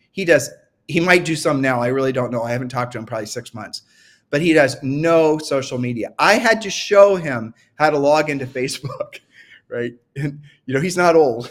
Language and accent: English; Ohio, United States; I'm from Ohio